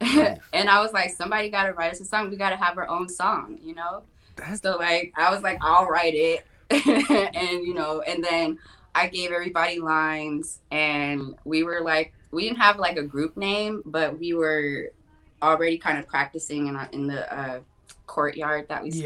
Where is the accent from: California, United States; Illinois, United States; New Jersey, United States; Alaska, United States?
California, United States; Los Angeles; born and raised in Los Angeles, Kaiser Hospital on Sunset